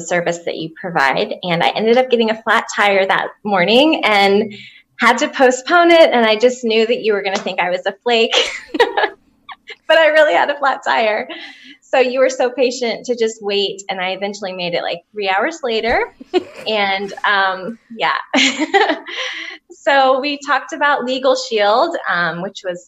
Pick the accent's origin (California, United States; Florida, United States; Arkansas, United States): Florida, United States; Jacksonville; moved away as an adult; now in Tennessee, United States; I'm actually from Jacksonville, Florida, originally, but I've lived in Tennessee since